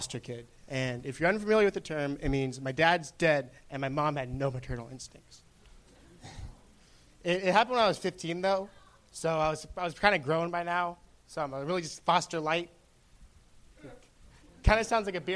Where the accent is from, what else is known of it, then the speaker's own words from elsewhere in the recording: Orange, California, United States; City of Orange, Orange County.